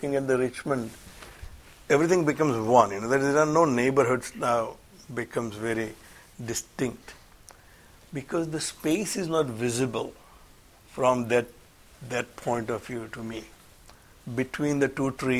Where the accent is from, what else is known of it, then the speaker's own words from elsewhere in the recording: India; I'm an Indian born in India